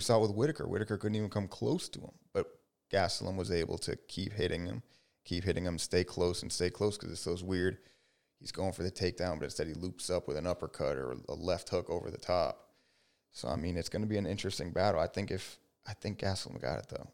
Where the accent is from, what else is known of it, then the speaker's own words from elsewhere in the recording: Miami, Florida, United States; I'm a Miami boy.